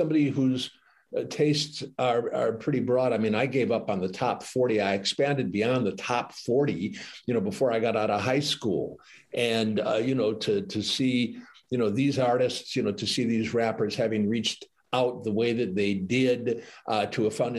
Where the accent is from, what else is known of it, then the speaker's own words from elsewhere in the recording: Detroit, Michigan, United States; I feel a personal bias because I grew up in Detroit.